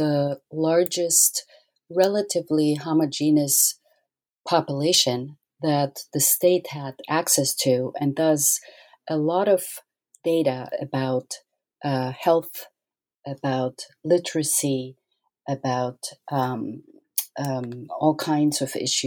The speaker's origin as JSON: {"language": "English", "country": "Austria", "tie": "born or raised there", "moved": "yes", "said": "I grew up in Austria"}